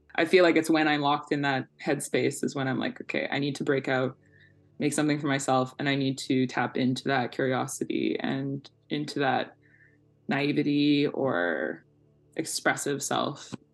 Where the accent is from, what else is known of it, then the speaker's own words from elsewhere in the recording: Victoria, British Columbia, Canada; now in Vancouver, Canada; I currently live in so called Vancouver, but I'm originally from uh, so called Victoria